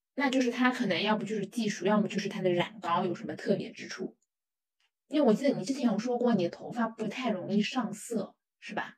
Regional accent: China; 在我们中国人的观念里面

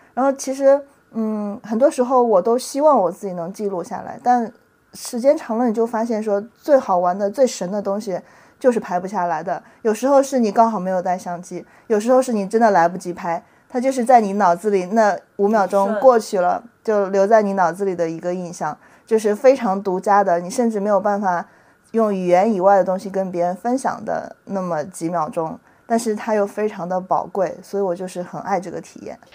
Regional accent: a county town in Henan, China; moved away as an adult; now in Shanghai, China; 我是上大学从河南的县城来上海

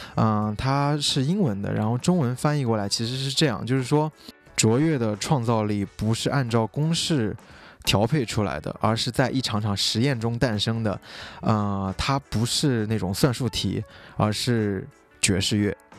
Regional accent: Xinjiang, China; moved away as an adult; also born or lived in Hangzhou / New York; now in Shanghai, China; 我是出生在新疆 我在新疆待到十八岁，然后后来去杭州念的大学，读的是广告专业

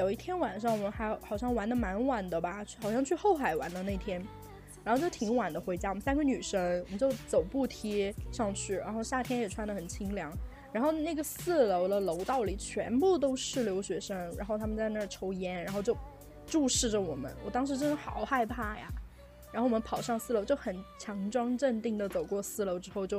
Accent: China; 你在中国你要遵守我们中国人的规矩，OK？

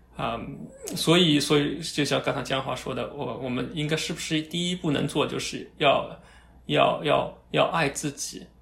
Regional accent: China; moved away; also born or lived in North America; 我们从小在国内长大的吧

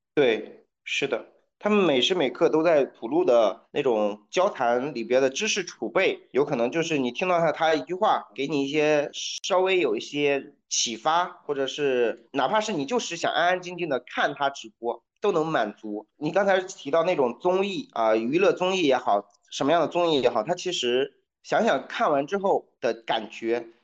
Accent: China; 我们中国人

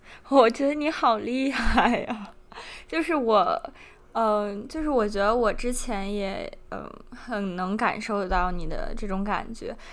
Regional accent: Beijing, China; 作为一个北京人，深有感受

